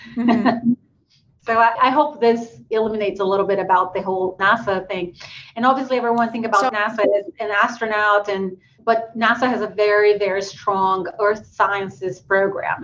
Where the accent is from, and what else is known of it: Brazil; born or raised there; English is a second language; moved away